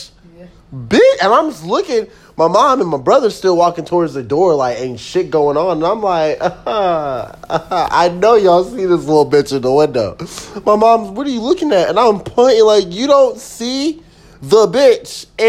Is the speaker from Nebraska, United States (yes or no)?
no; Colorado, United States; I'm from Colorado